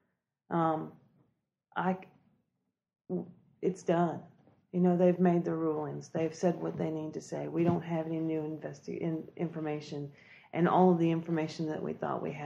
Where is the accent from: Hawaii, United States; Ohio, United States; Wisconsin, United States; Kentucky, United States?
Kentucky, United States; now in Anderson, South Carolina, United States; I grew up in Kentucky